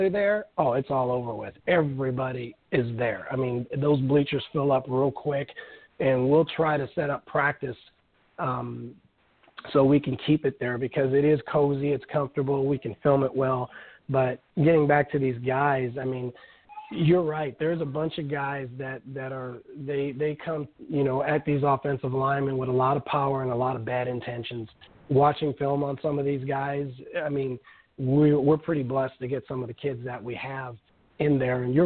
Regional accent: Omaha, Nebraska, United States; I'm from Omaha, Nebraska

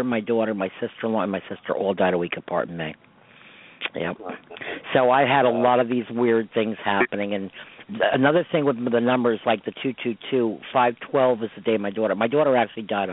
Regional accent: Croton-on-Hudson, New York, United States; I grew up in Croton

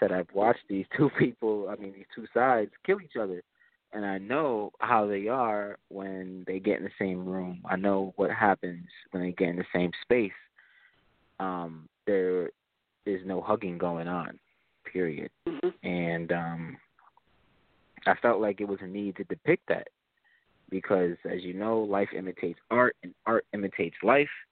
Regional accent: Springfield, United States; we have here in Springfield a few street gangs that I grew up around uh, due to where I grew up in Springfield

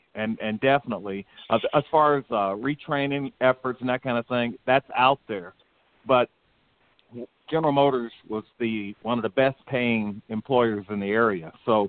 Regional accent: Texas, United States; I mean, I came from Texas.

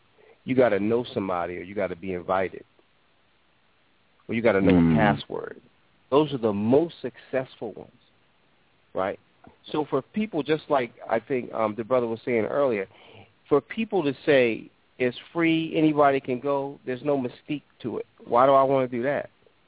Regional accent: New York, United States; growing up in New York

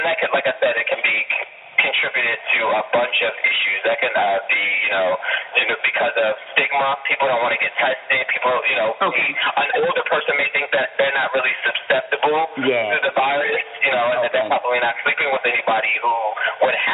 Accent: United States; I'm an American

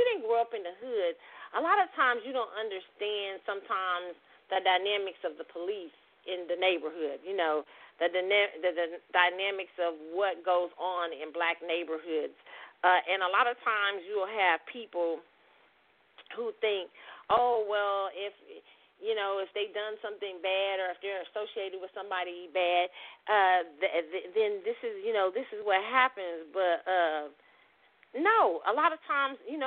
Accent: Midwest, United States; now in Texas, United States; when you grew up in the Midwest

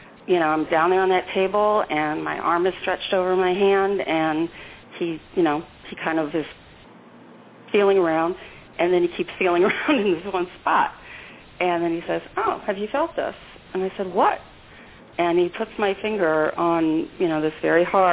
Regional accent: St. Louis, Missouri, United States; I'm from St. Louis, Missouri

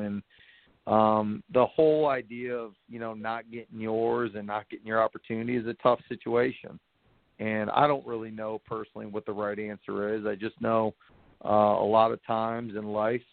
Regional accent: Cleveland, Ohio, United States; moved away as an adult; now in Greenville, United States; I'm from Cleveland, Ohio. I went to Mentor High School

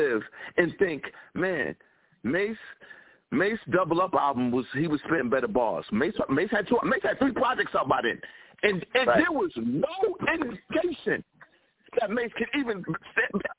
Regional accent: New York City, New York, United States; Me and Three Letterman were raised off of Mash on Channel 5 in New York City

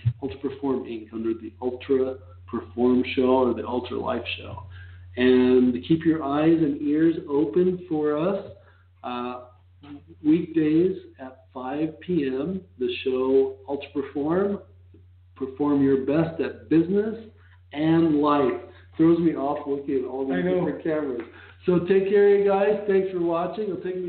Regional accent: New York, United States; born there; I was born in New York.

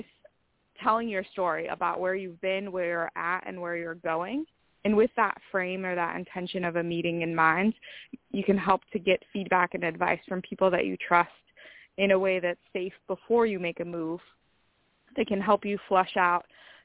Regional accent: Minnesota, United States; now in San Diego, United States; I grew up in Minnesota

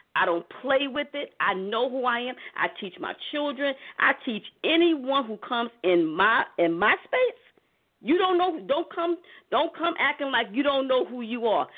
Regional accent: New York City, New York, United States; me growing up in Harlem

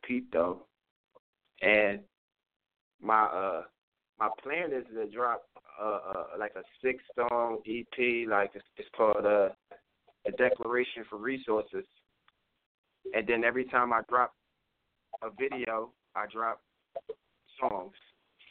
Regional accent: Philadelphia, Pennsylvania, United States; now in New Jersey, United States; I'm from Philly. I'm from 28th Street. I tell people, you know, my neighborhood is big.

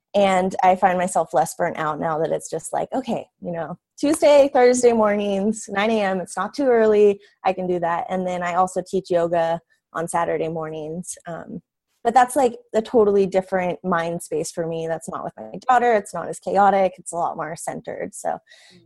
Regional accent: Quincy, California, United States; also born or lived in Chico, California; we moved back to our hometown which is a really small town in the mountains in california quincy california

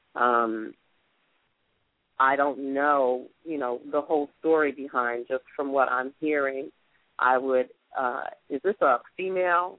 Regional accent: Atlantic City, New Jersey, United States; born or raised there; moved away as an adult; now in Atlanta, United States

